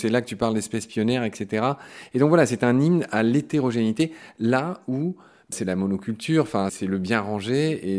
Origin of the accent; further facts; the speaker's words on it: Meurthe-et-Moselle, Grand Est, France; moi je suis de Meurthe